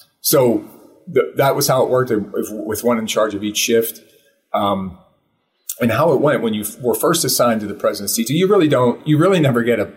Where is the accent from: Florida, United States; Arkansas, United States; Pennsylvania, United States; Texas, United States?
Pennsylvania, United States; Pittsburgh; I'm from Pittsburgh